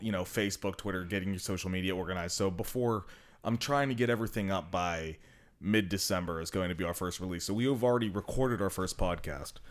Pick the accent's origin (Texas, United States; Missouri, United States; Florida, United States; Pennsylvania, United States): Pennsylvania, United States; Aliquippa; now in Columbus, United States; I'm from Aliquippa